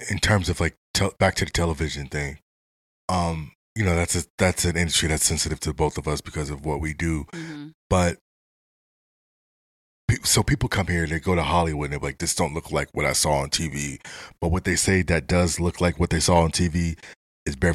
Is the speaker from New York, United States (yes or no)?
no; Los Angeles, California, United States; I lived a little bit of everywhere. I'm from LA. I moved back in 2011, 2012.